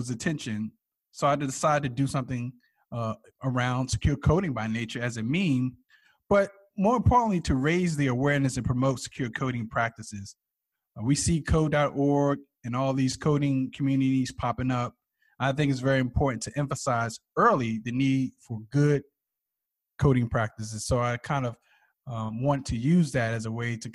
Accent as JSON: {"language": "English", "area": "East Orange", "region": "New Jersey", "country": "United States", "tie": "born or raised there", "said": "I grew up in East London, New Jersey."}